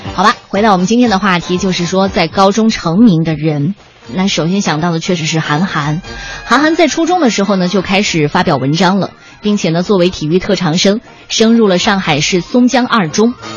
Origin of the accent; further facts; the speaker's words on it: Guangxi, China; 我是在广西长大的，从小呢就是看着港台电视